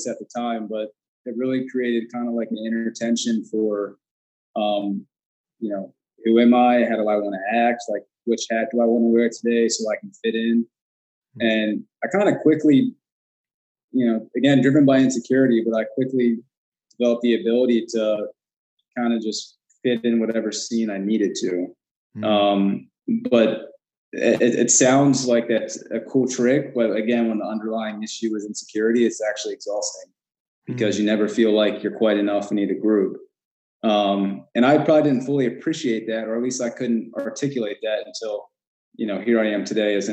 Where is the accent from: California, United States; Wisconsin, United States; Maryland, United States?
Maryland, United States; Westminster; I grew up in Westminster